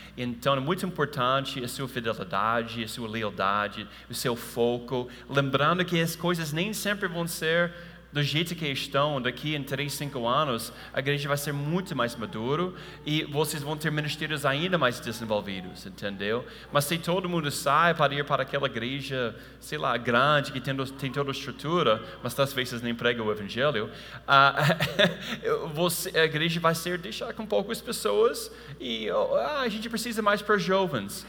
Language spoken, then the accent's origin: Portuguese; United States; Portuguese is a second language; moved away; eu sei que eu sou americano